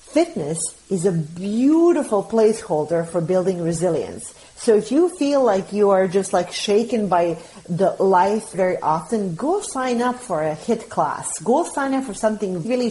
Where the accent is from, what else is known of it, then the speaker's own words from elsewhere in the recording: Bosnia & Herzegovina; now in United States; I'm an immigrant, so I'm from Bosnia